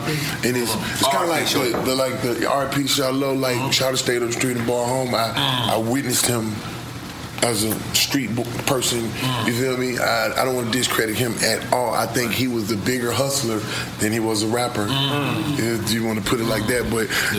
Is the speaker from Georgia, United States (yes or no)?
yes; Atlanta, Georgia, United States; I'm from Bankhead, right? But I live in Buckhead.